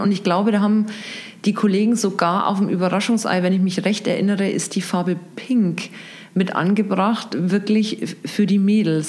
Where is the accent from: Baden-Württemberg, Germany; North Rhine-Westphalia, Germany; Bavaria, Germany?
Bavaria, Germany; Regensburg; moved away as an adult; Ich bin tatsächlich hier in Regensburg geboren